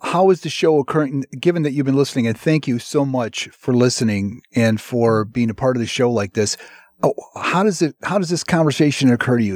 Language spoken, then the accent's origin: English; Chicago, Illinois, United States; I'm from the Northwest Side.